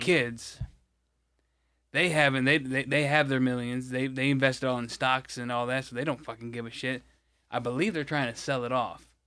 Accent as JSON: {"language": "English", "region": "Michigan", "country": "United States", "said": "it's not my city, but it's, you know, my state"}